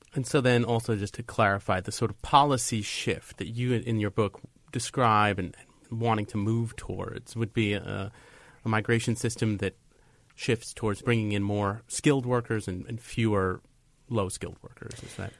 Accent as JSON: {"language": "English", "area": "Long Island", "region": "New York", "country": "United States", "tie": "born or raised there", "also_born_or_lived": "Brooklyn", "said": "I was born in Brooklyn, but I grew up on Long Island"}